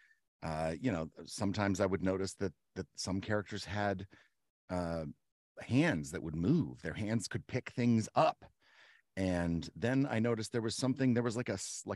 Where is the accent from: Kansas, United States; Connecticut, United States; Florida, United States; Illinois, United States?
Kansas, United States; Turner; I'm from the Wyandotte County side of near Kansas City. It's in Kansas City. It's a suburb of Kansas City called Turner, Kansas